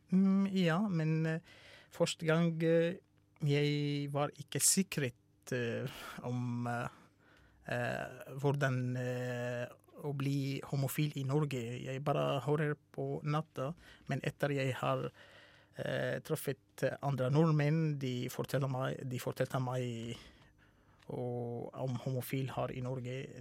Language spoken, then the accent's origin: Norwegian; Syria; Norwegian is a second language; moved away as an adult; also born or lived in Russia; now in Norway; jeg kommer fra Syria.